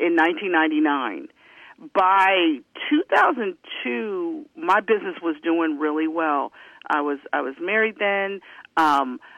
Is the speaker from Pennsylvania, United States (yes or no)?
yes; Pittsburgh, Pennsylvania, United States; accent: slight southern twang; also born or lived in Virginia; I grew up in Pittsburgh, Pennsylvania